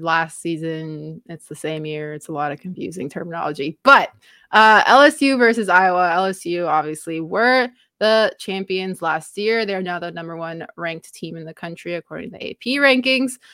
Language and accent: English; Canada; being a Canadian